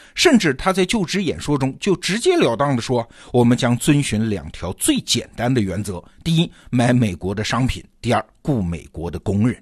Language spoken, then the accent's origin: Chinese; China; 别说我们中国人啊